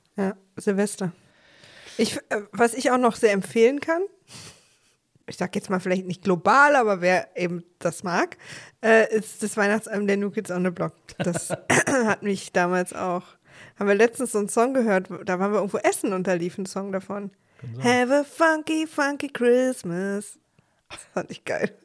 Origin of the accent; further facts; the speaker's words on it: East Germany, Germany; ich als Ossi